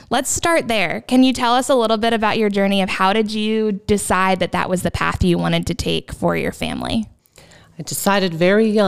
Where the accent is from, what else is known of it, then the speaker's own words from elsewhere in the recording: Pittsburgh, Pennsylvania, United States; moved away as an adult; now in Lancaster, United States; um, grew up in Pittsburgh